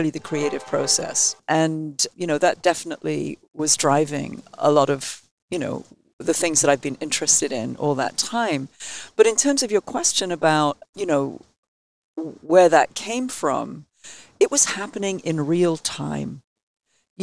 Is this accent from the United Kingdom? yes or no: yes; England, United Kingdom; accent: English; moved away as an adult; now in Bay Area, United States; my English accent